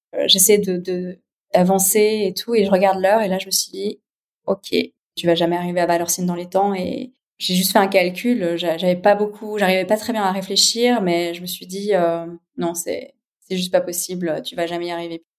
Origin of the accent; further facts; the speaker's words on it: Geneva, Switzerland; je suis née à Genève, j'ai 36 ans.